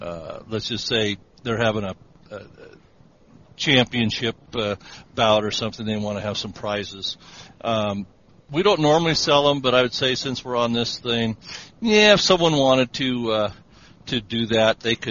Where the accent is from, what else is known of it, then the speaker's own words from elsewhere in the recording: Spokane, Washington, United States; now in Yakima, United States; I was born in Spokane, Washington, which is about 200 miles here from Yakima.